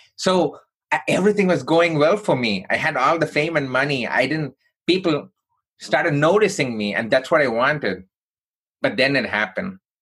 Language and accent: English; Chennai, Tamil Nadu, India; now in United States; I grew up in southern part of India from a place called Chennai